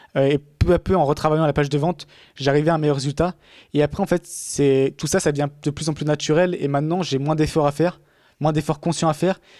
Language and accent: French; France; accent: half French, half English; moved away as an adult; also born or lived in England; en tant que Français